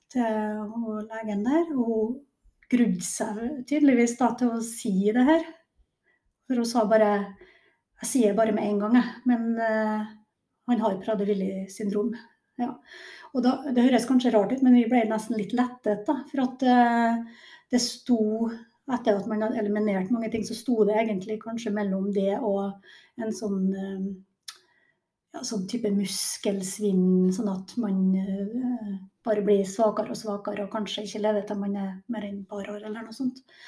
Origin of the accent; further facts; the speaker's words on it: Kristiansund, Møre og Romsdal, Norway; Nordmørsdame, så jeg er jo født og oppvokst i Kristiansund.